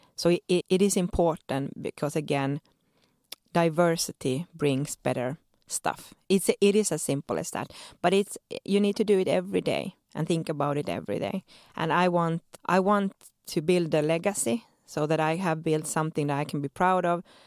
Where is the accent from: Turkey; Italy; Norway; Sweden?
Sweden; moved away as an adult; now in Helsinki, Finland; born and raised in Sweden to Finnish parents